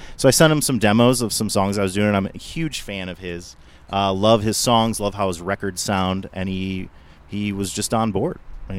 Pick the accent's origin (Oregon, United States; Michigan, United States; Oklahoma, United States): Michigan, United States; Detroit; now in Indianapolis, United States; I grew up in Detroit, in the Detroit area.